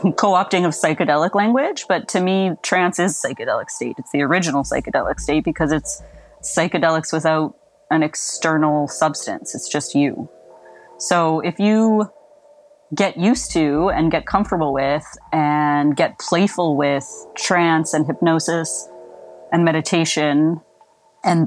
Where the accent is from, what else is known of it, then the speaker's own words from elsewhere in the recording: Saskatchewan, Canada; now in Potton, Canada; as a kid growing up in Saskatchewan